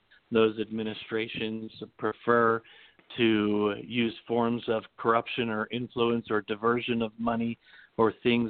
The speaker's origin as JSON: {"language": "English", "region": "Pennsylvania", "country": "United States", "tie": "born or raised there", "moved": "yes", "lives_now": "Utah, United States", "said": "I grew up in Pennsylvania"}